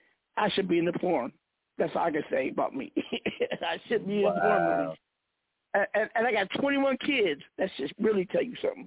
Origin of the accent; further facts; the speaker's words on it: Seattle, Washington, United States; And a dude from the Midwest and me came out straight from the East Coast, even though I'm from Seattle.